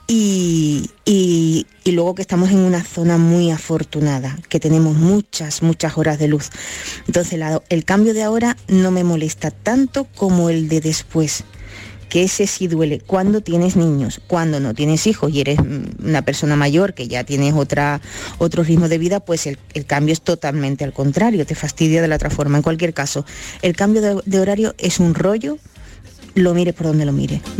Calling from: Cádiz, Andalusia, Spain; buenas tardes Marilo de compañía … de Cádiz.

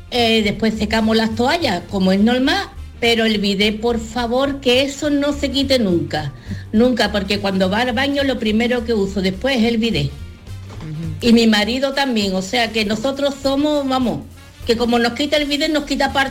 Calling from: Córdoba, Andalusia, Spain; Eh, Buenos días. … de Córdoba.

